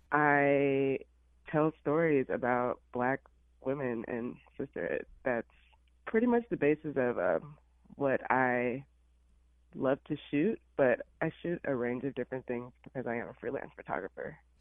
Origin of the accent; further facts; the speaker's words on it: Illinois, United States; moved away as an adult; also born or lived in Alabama; now in Los Angeles, United States; I actually was born in Alabama, but I was raised in Illinois